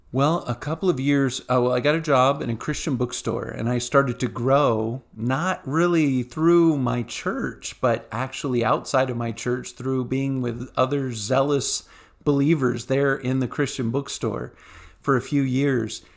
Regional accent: Virginia Beach, Virginia, United States; I grew up in church in Virginia Beach area

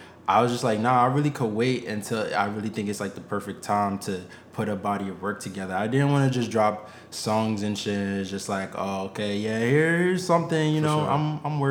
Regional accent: Poconos, Pennsylvania, United States; also born or lived in New York; I'm from Poconos. I'm from New York, but I was raised in Poconos, Pennsylvania.

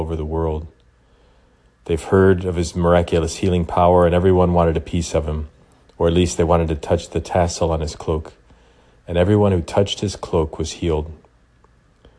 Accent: Illinois, United States; I'm from Illinois

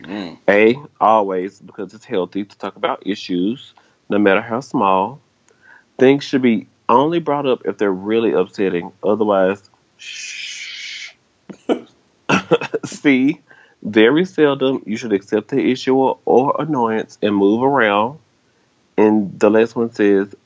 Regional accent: Memphis, Tennessee, United States; I am from Memphis, Tennessee.

